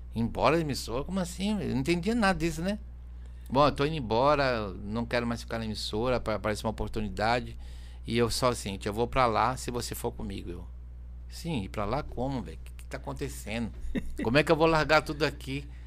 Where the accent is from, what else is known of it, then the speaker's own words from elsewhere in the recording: São Paulo, Brazil; moved away; quando eu morava na Zona Norte de SBT